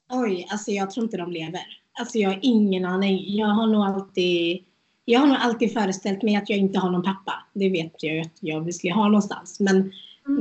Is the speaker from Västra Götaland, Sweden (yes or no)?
yes; Götene, Västra Götaland, Sweden; also born or lived in India / Norway; jag är från Götene